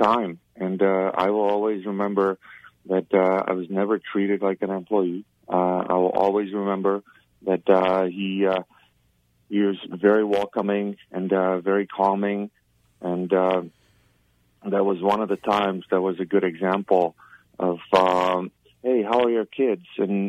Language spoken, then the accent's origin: English; Czechia; English is a second language; moved away; I grew up in communism. I grew up in Czechoslovakia, and you look at older people with utmost respect.